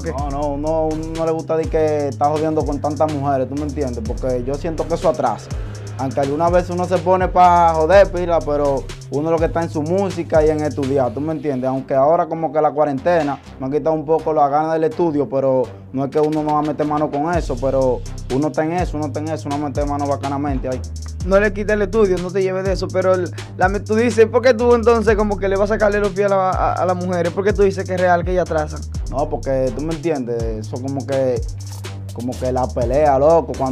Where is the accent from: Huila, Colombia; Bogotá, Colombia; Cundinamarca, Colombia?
Huila, Colombia; Neiva; yo soy aquí de Neiva, mi loco, yo nacido y criado aquí en Neiva.